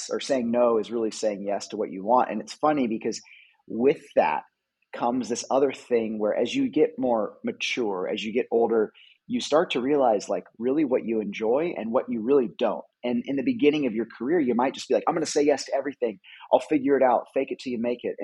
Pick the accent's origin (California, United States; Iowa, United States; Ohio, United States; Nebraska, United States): California, United States; I'm a photographer, I'm from California